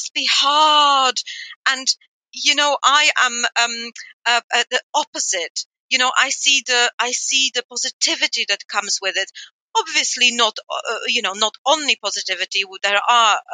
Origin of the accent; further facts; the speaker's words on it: Poland; moved away; I grew up in Poland in the 80s.